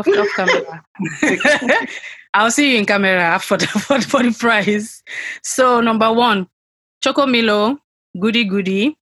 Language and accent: English; Nigeria; moved away as an adult; also born or lived in Lagos; we were raised in Nigeria, regardless of our current locations. We were raised in Nigeria. We went to primary secondary school in Nigeria.